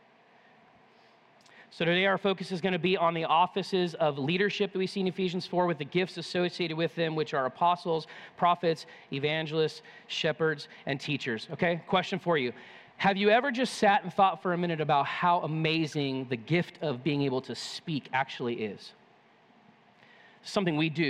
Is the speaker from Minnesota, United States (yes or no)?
no; California, United States; moved away; I grew up in California